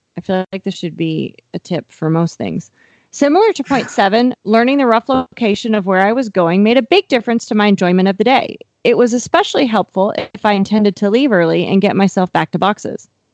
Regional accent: Miles City, Montana, United States; now in Texas, United States; Miles City, Montana, my hometown

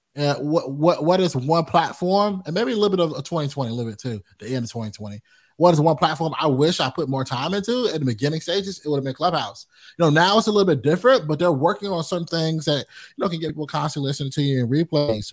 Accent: Rocky Mount, North Carolina, United States; also born or lived in Greensboro, North Carolina; Rocky Mountain's where I'm born

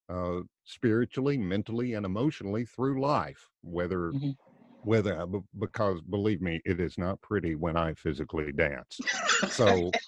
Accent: Tennessee, United States; moved away as an adult; now in Florida, United States; I'm originally from Tennessee, now living in Florida

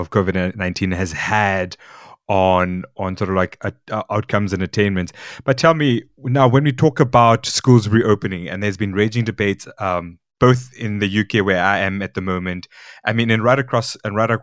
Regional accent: Windhoek, Khomas, Namibia; where I'm from Namibia, Windhoek

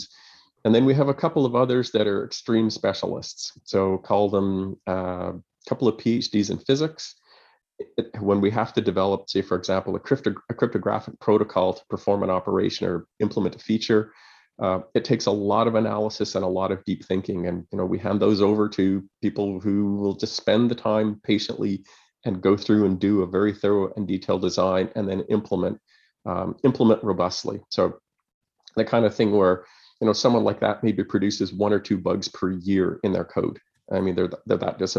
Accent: Montreal, Quebec, Canada; moved away; also born or lived in Kingston, Canada / Ottawa, Canada; I'm originally from Montreal. Went to school there.

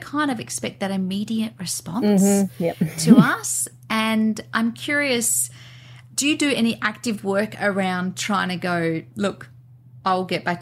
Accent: Western Australia, Australia; I grew up in Western Australia, otherwise known as Wait a While

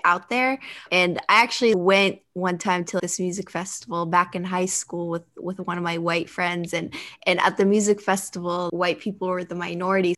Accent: United States; although I'm culturally and ethnically Libyan, having grown up, but born and raised in the United States

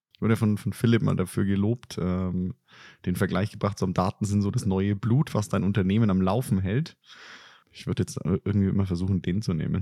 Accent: Germany; als Deutsche

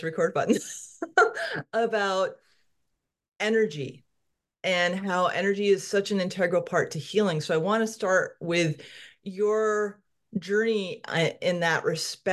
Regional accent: Connecticut, United States; now in Salem, Oregon, United States; I grew up in Connecticut.

